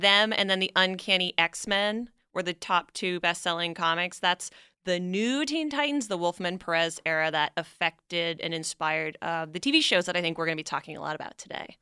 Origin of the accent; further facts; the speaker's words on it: Canada; moved away; I'm originally from Canada